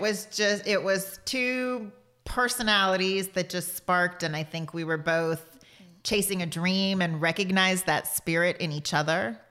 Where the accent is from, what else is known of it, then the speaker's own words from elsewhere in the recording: Portland, Texas, United States; you and I grew up in the same place